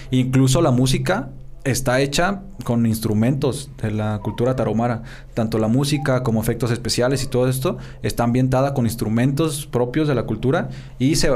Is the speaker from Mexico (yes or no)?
yes; Mexico